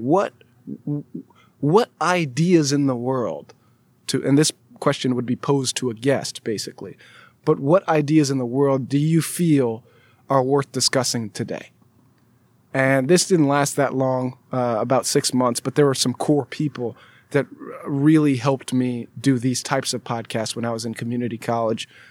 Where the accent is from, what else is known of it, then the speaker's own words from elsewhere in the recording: California, United States; also born or lived in Alabama; I'm from California, went out of state to go to school in Alabama